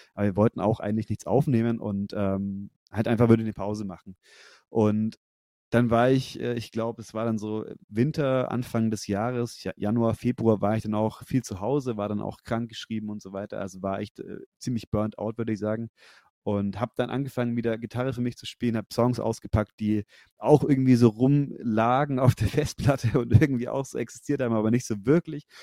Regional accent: Nuremberg–Fürth area, Bavaria, Germany; wir kommen alle aus der Ecke Nürnberg, Fürth

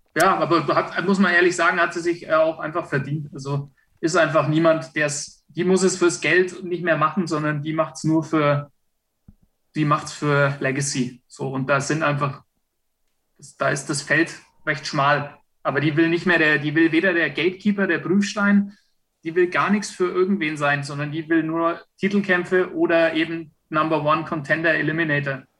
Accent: Franconia, Bavaria, Germany; ich bin Franke

